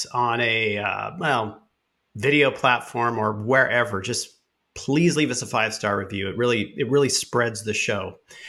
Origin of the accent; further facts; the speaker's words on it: Southern California, United States; I grew up in Southern California